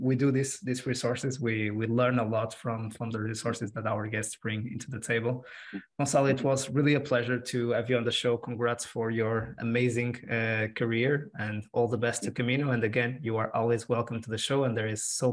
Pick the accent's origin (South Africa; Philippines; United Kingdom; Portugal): Portugal; Porto, Norte; I'm from Porto